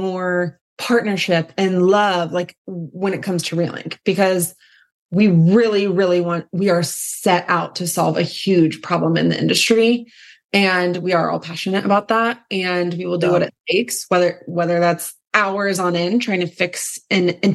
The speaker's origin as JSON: {"language": "English", "town": "Indianapolis", "region": "Indiana", "country": "United States", "tie": "born or raised there", "said": "I was born and raised in Indianapolis"}